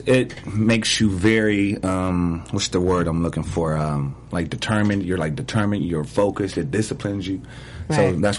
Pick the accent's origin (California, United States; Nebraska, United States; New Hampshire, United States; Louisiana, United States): California, United States; Los Angeles; I grew up in South